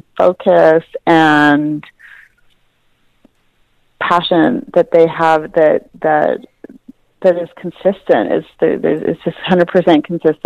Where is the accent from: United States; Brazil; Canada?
Canada; I grew up in Canada actually